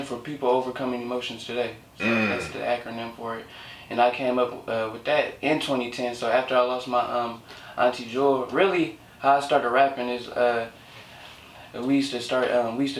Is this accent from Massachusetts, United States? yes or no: no; Oakland, California, United States; moved away; how can you tell I'm from the Bay just by my walk? But it was just like, I heard like the stories, like, oh, y'all from Oakland? I heard it's crazy down there. To me, it's not that bad.